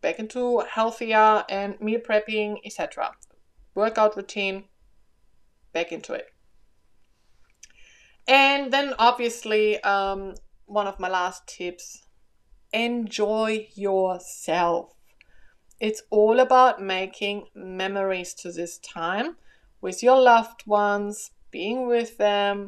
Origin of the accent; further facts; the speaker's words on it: Germany; now in Australia; I'm from Germany, so I'm used to a cold Christmas